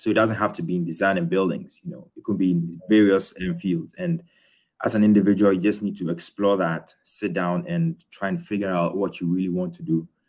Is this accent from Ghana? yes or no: yes; Ghana; moved away as an adult; also born or lived in United Kingdom / Australia; now in Berlin, Germany; I was born in the UK. I grew up in Ghana, so a Ghanaian. And then when I was for university, I went to Australia to study architecture.